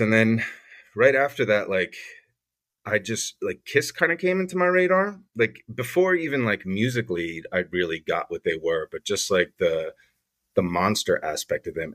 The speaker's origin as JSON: {"language": "English", "town": "Glen Rock", "region": "New Jersey", "country": "United States", "tie": "born or raised there", "also_born_or_lived": "New York City"}